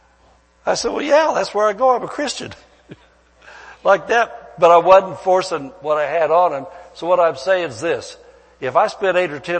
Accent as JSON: {"language": "English", "region": "Midwest", "country": "United States", "moved": "as an adult", "lives_now": "California, United States", "said": "back where I came from the Midwest"}